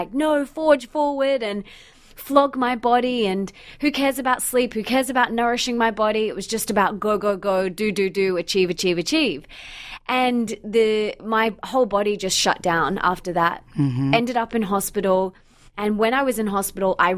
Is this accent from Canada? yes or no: no; Australia; also born or lived in Bondi Beach, Sydney / Sunshine Coast; I'm from Australia